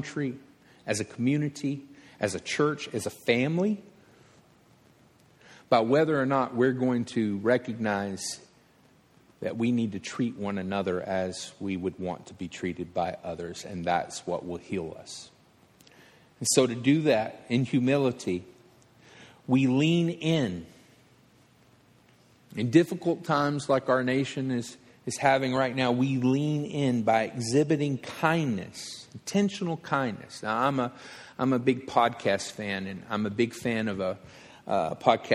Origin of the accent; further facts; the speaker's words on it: Alabama, United States; I'm from Alabama